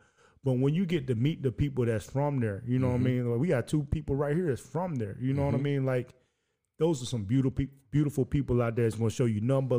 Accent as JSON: {"language": "English", "region": "Tennessee", "country": "United States", "moved": "yes", "lives_now": "St. Louis, United States", "said": "And I'm from Tennessee."}